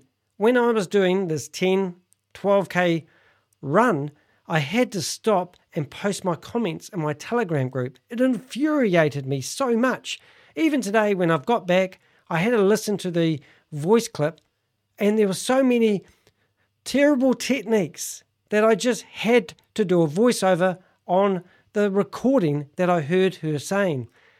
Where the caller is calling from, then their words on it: New Zealand; I'm calling Canada from New Zealand.